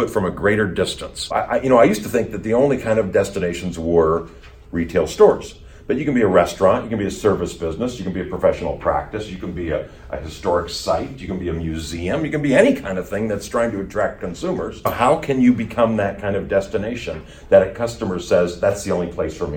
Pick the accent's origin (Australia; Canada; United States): United States; Colorado; also born or lived in Wisconsin / Huntington, West Virginia; I was born in Wisconsin and grew up in Colorado